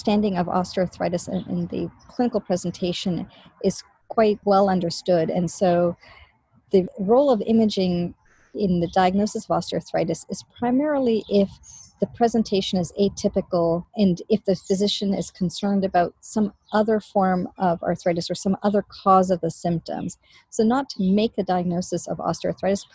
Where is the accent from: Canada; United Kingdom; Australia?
Canada; now in Boston, United States; I am Canadian originally